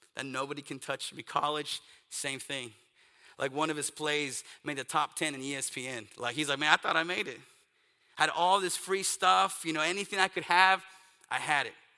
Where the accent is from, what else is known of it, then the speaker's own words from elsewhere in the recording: East Texas, United States; I grew up in East Texas